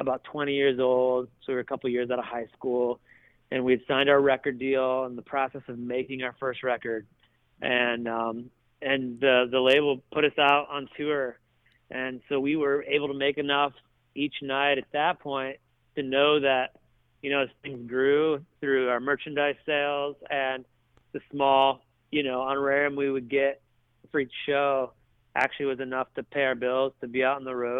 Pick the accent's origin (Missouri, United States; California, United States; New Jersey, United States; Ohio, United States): Ohio, United States; Toledo; moved away as an adult; now in Nashville, United States; when I was 16 at Toledo Christian School